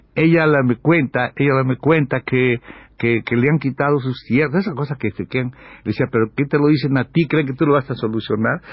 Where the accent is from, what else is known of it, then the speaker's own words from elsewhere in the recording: Mexico; yo soy un mexicano